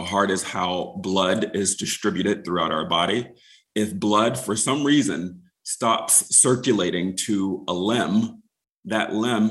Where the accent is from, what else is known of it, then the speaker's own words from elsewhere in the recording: Wilmington, North Carolina, United States; moved away as an adult; also born or lived in Seattle / Charleston, South Carolina; I grew up in Wilmington, North Carolina, which is just a stone's throw away